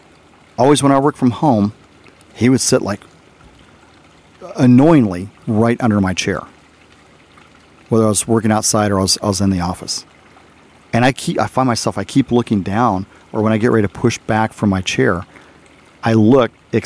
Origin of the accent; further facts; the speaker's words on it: Arizona, United States; also born or lived in Texas; When I was a kid growing up in Arizona, my aunt and uncle found a koi dog.